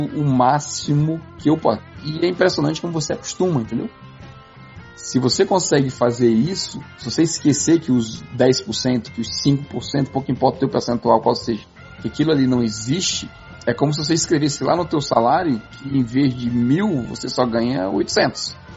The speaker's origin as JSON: {"language": "Portuguese", "town": "Barbacena", "region": "Minas Gerais", "country": "Brazil", "tie": "born or raised there", "moved": "yes", "said": "Meu pai me ensinou quando eu era criança pequena lá em Barbacena"}